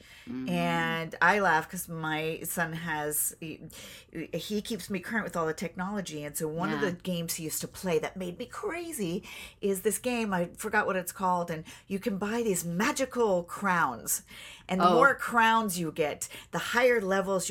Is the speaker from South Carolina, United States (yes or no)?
no; Beverly Hills, California, United States; also born or lived in Chicago; we grew up in Beverly Hills and we came from Chicago